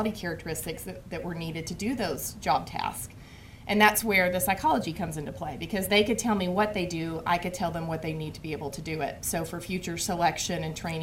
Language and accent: English; Oklahoma, United States; moved away; I am actually from Oklahoma